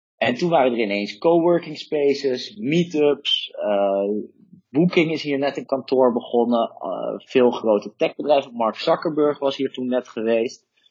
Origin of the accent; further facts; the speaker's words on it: Netherlands; moved away; als Nederlander